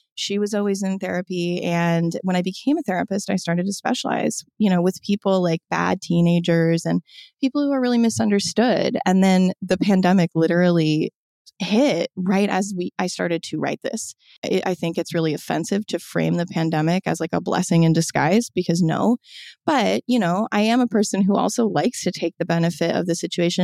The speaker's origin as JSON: {"language": "English", "town": "Omaha", "region": "Nebraska", "country": "United States", "tie": "born or raised there", "said": "I was raised in Omaha, Nebraska"}